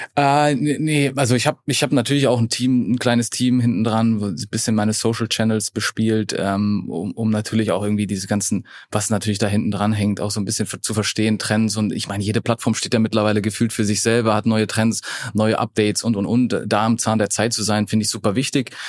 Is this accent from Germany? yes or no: yes; Allgäu, Bavaria, Germany; moved away; also born or lived in Munich; ich bin ja im Allgäu aufgewachsen